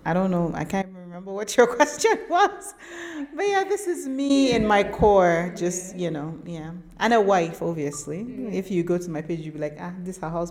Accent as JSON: {"language": "English", "region": "Northern Nigeria", "country": "Nigeria", "said": "I'm a Muslim Northern Nigerian woman"}